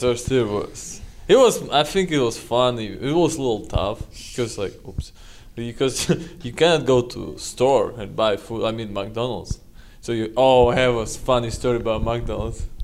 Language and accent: English; Magnitogorsk, Chelyabinsk Oblast, Russia; English is a second language; moved away as an adult; now in United States; I'm from Ural Mountains. Uh, it's like Magnitogorsk